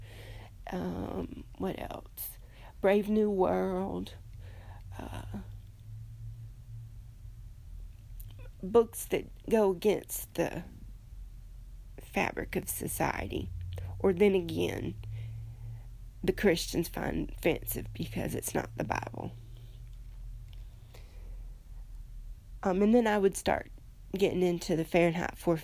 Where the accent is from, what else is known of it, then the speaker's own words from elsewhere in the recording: United States; I'm an American